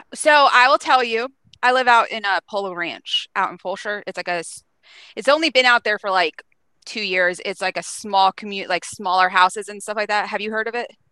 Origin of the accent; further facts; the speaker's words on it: Pennsylvania, United States; moved away; I'm from Pennsylvania